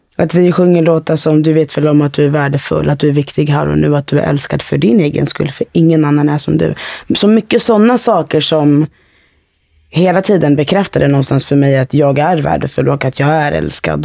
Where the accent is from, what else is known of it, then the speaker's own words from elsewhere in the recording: Fisksätra, Stockholm County, Sweden; jag växte upp i Fisksätra